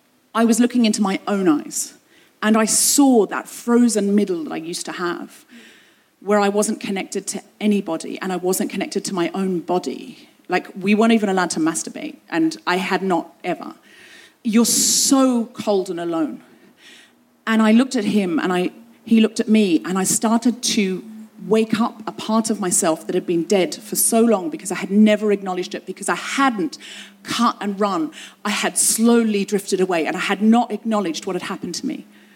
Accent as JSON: {"language": "English", "region": "London", "country": "United Kingdom", "said": "\"Where are you from?\" \"London.\" \"London, Ontario?\" \"No, London, England.\""}